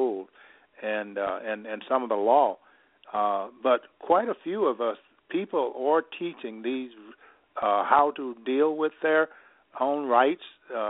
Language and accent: English; Mississippi, United States; now in Illinois, United States; I grew up in Mississippi. I now can operate from the cotton fields of Mississippi to the White House